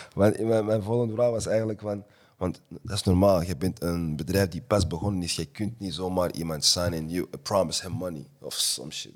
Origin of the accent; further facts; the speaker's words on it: New York, United States; also born or lived in Antwerp; now in Belgium; ik ben van Antwerpen, maar ik ben in New York opgegroeid. Dus ik ben op een latere tijd hier gekomen